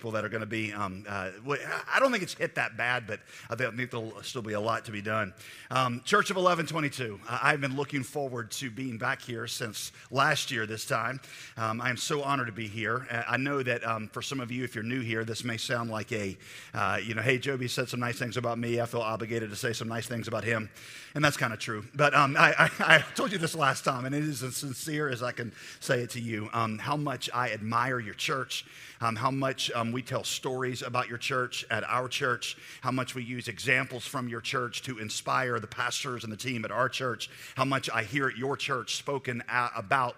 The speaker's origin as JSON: {"language": "English", "town": "Raleigh", "region": "North Carolina", "country": "United States", "said": "I am from Raleigh, North Carolina."}